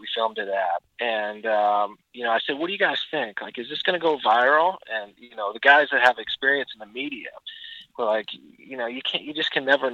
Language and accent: English; Peterborough, Ontario, Canada; my brother and I are two of the three partners, and we're originally from Peterborough, Ontario, Canada